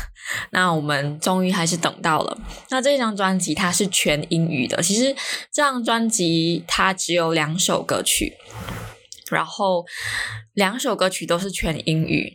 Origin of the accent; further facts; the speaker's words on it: Malaysia; 因为我在，我们在马来西亚